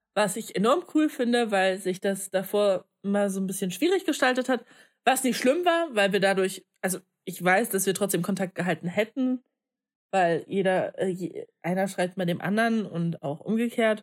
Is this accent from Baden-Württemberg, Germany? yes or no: no; Leipzig, Saxony, Germany; moved away as an adult; now in Magdeburg, Germany; ich komme ja nicht aus Magdeburg, sondern aus ähm, Leipzig